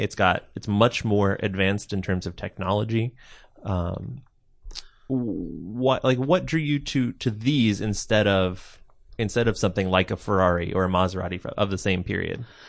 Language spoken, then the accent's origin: English; Pacific Northwest, United States; I'm from, I'm from the Pacific Northwest myself